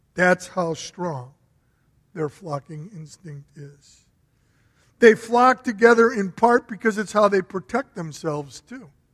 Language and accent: English; Berwyn, Illinois, United States; also born or lived in Chicago; I grew up in a very old home. It was 100 years old back in the 50s, so it was built around 1850. And I remember when we moved from Chicago to Berwyn